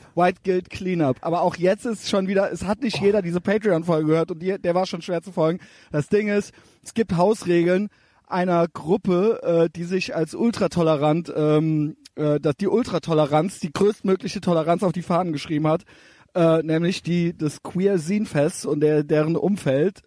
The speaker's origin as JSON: {"language": "German", "town": "Cologne", "region": "North Rhine-Westphalia", "country": "Germany", "said": "Wir sind beide aus Köln"}